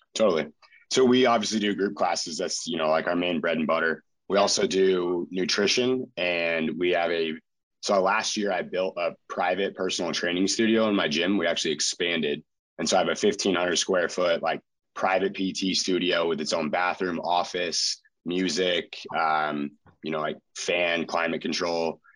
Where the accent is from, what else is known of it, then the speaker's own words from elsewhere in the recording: Chico, California, United States; also born or lived in Utah; I moved back to my hometown of Chico.